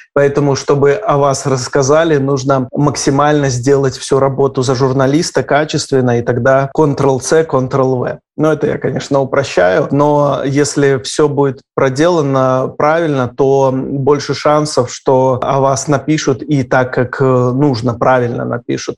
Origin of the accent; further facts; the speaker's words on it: Gomel, Gomel Region, Belarus; moved away; мне 17 лет, я мальчик из Гомеля, который только что закончил школу